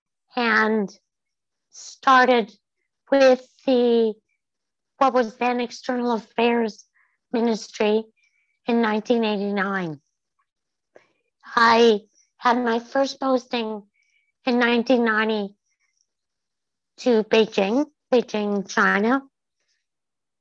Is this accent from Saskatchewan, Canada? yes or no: yes; Prince Albert, Saskatchewan, Canada; also born or lived in British Columbia / Ottawa, Canada; I grew up in British Columbia and then Saskatchewan. I graduated from high school in Prince Albert